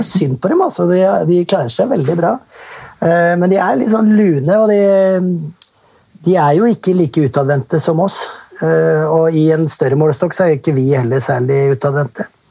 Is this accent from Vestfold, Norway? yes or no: yes; Vestfold, Norway; moved away as an adult; also born or lived in United Arab Emirates / Finland; Jeg er jo fra Vestfold